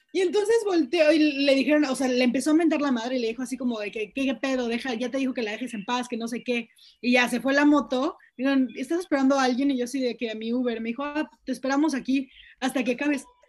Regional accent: Mexico City, Mexico; now in Yucatán, Mexico; yo soy de Ciudad de México, soy chilanga, pero vivo en Yucatán.

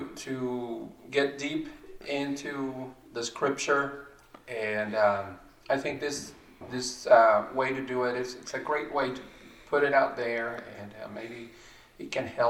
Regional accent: Mexico; grew up in Mexico, became a Christian.

